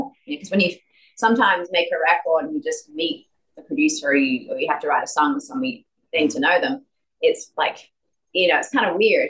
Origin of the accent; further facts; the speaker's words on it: Adelaide, South Australia, Australia; moved away; Adelaide, where I'm from